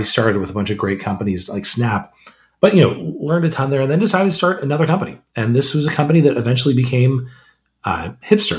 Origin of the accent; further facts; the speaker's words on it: Modesto, California, United States; I grew up in a city called Modesto, is in the middle of Central California